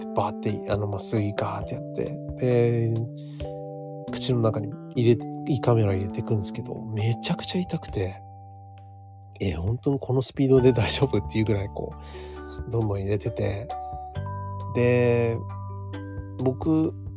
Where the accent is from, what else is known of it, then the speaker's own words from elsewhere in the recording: United States; now in Japan; アメリカ人として、アメリカで育って